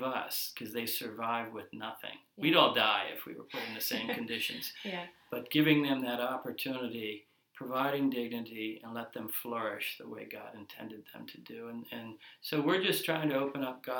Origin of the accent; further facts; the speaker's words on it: United States; moved away as an adult; now in Mozambique; being an American businessman, a Mozambican business owner, and a resident of Mozambique for 5 years